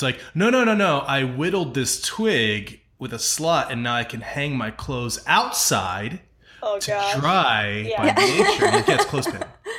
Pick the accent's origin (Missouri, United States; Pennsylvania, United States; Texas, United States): Pennsylvania, United States; also born or lived in New York; now in Atlanta, United States; I'm from Pennsylvania, and I lived in New York.